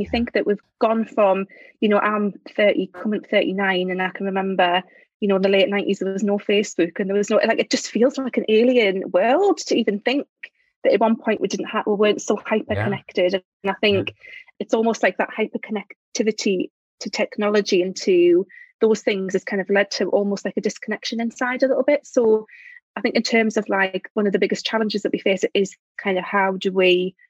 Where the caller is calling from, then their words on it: Durham, North East England, United Kingdom; I'm speaking from Durham, which is in the northeast of England. Lovely, yes, cathedral, university city up here.